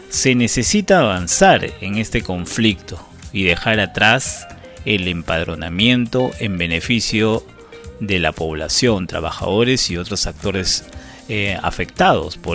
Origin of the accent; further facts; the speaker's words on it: Peru; en el caso de que ya cuando perjudica al, el ente el Estado que somos todos los peruanos, el ingreso económico, ¿no?